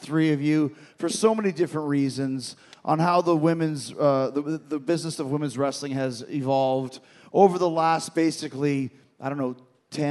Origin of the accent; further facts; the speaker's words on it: Winnipeg, Manitoba, Canada; I grew up in Winnipeg. In Canada